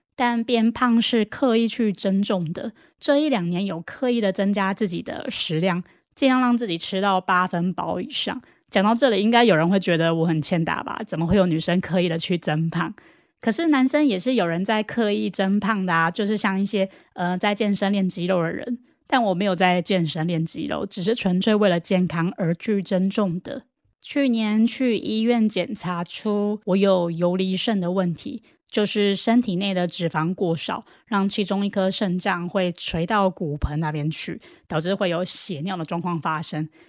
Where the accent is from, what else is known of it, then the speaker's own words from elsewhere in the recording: Taiwan; 我也很感恩我是台湾人